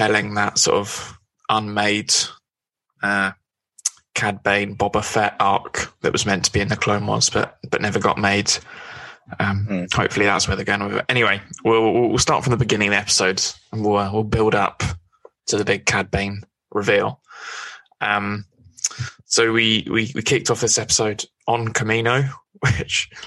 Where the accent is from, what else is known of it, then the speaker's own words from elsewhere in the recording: Scotland, United Kingdom; My accent does let me down. I am Scottish, so it was a good night to be Scottish